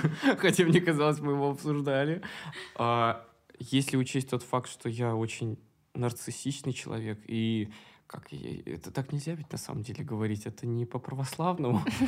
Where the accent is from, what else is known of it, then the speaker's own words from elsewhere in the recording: Moscow, Russia; Я коренной. Ну, два поколения считается Москвы. Москвич